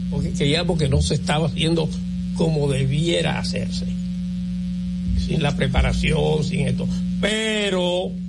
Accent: Dominican Republic; Yo soy de San Pedro, Tomayola, La Romana. Yo soy de Pero pero yo nací en un, ingenio azucarero. ¿En cuál? En uno que se llamaba Las Pajas, que Trujillo lo desmontó para montar Cataré.

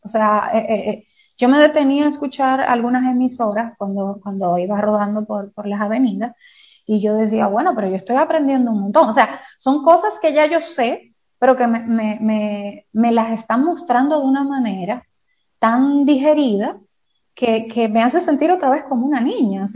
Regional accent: Dominican Republic; sabemos cómo somos los dominicanos

